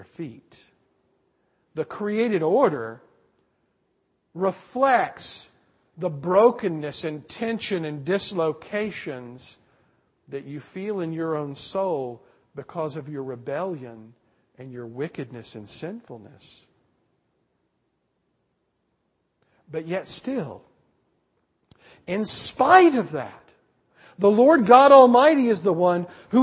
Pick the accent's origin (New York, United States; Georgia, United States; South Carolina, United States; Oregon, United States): South Carolina, United States; moved away; I grew up back east in South Carolina